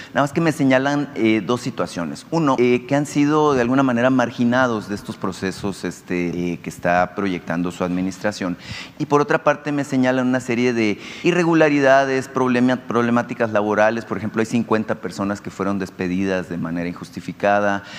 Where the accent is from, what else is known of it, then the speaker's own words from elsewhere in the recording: Nacozari de García, Sonora, Mexico; hablando de un tema particularmente de mi tierra